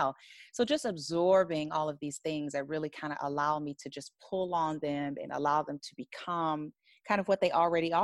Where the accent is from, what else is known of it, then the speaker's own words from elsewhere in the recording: United States; moved away as an adult; also born or lived in New York / Los Angeles; I grew up in the U.S., in the United States, in the Washington, D.C., Baltimore area.